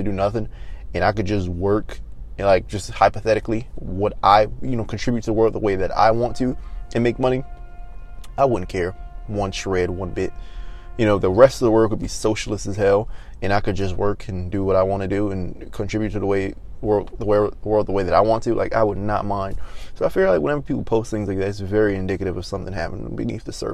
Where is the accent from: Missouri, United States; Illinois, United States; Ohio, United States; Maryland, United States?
Maryland, United States; moved away; my home state, Maryland, which I don't live in Maryland anymore